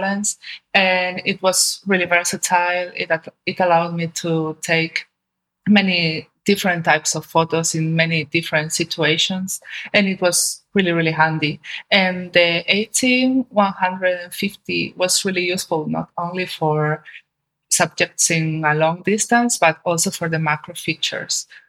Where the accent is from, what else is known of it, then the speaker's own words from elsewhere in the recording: Spain; my home country, especially in Seville